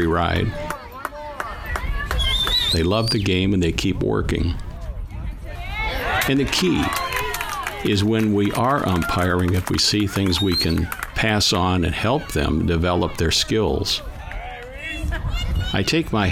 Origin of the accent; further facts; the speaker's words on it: Lorain, Ohio, United States; I was born in Lorain, Ohio, just a little bit left of the stadium, going west